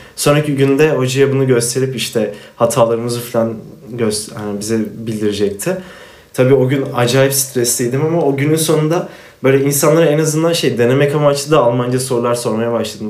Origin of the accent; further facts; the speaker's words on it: Afyonkarahisar, Turkey; Ben Afyonluyum